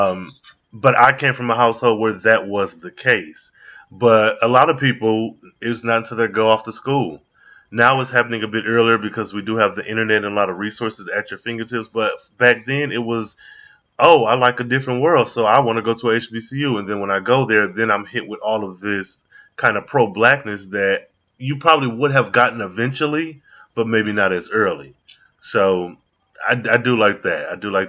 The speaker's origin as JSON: {"language": "English", "region": "Midwest", "country": "United States", "moved": "yes", "lives_now": "Dallas, United States", "said": "I'm down here in Dallas, Texas. I was not born and raised here. I am from the Midwest."}